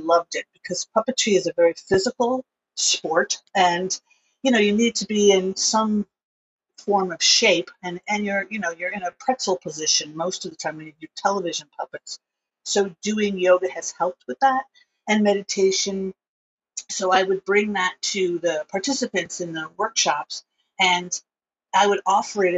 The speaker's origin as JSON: {"language": "English", "region": "East Coast", "country": "United States", "tie": "born or raised there", "also_born_or_lived": "Los Angeles", "moved": "as an adult", "said": "I grew up on the East Coast"}